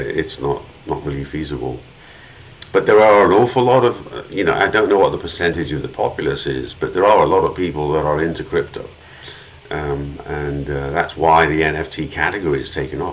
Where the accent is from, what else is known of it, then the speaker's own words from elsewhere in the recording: England, United Kingdom; moved away; I grew up in England